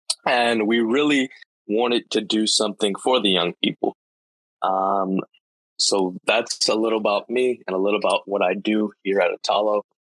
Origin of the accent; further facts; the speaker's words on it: California, United States; I am 16 years old. I'm from California. I love God